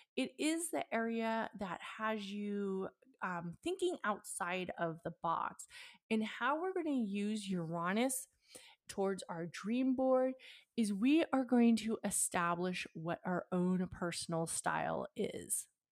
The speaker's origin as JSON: {"language": "English", "area": "Bay Area", "region": "California", "country": "United States", "tie": "born or raised there", "said": "I grew up in the Bay Area"}